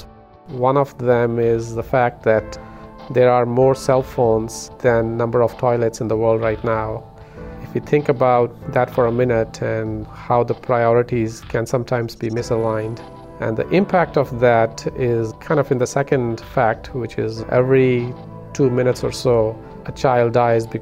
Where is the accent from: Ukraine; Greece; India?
India; now in United States; I was born and brought up in India